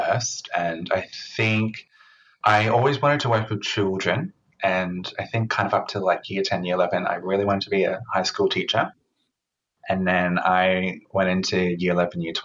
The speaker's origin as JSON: {"language": "English", "region": "Queensland", "country": "Australia", "moved": "yes", "said": "I was originally from Queensland, and doing a double degree wasn't very common up there."}